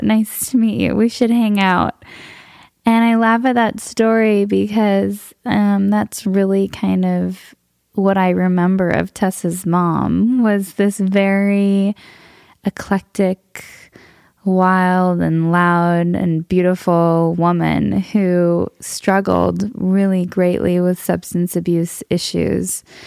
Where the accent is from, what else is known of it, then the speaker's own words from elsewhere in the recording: Southern California, United States; I grew up in Southern California. I'm a SoCal native